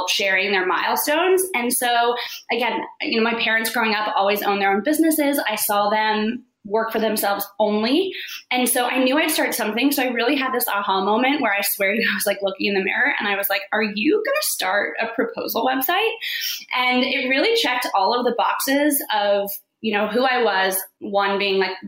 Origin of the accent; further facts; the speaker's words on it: Florida, United States; moved away as an adult; also born or lived in New York; I grew up in Florida. I moved to New York right after school